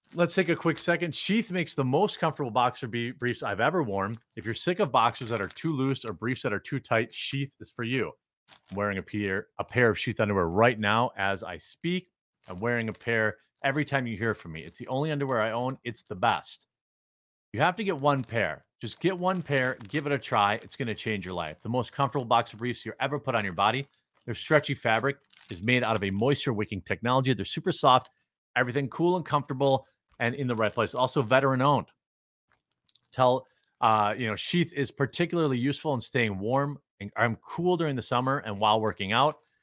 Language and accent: English; United States; growing up in America